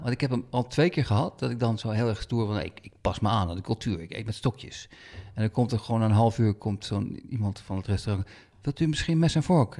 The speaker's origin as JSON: {"language": "Dutch", "country": "Netherlands", "said": "wij als Nederlanders"}